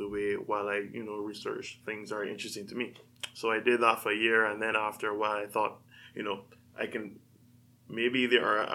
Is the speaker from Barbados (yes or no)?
yes; Barbados; moved away as an adult; also born or lived in Washington, D.C.; now in California, United States; So I'm from a small island in the Caribbean, Barbados. I grew up, spent the first 18 years of my life there